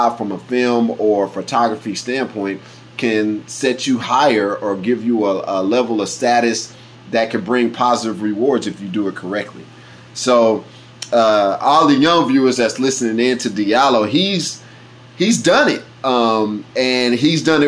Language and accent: English; Kansas City, Kansas, United States; growing up in Wyandotte County